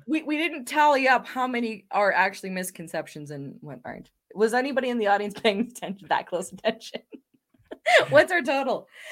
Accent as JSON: {"language": "English", "country": "Canada", "said": "being Canadian"}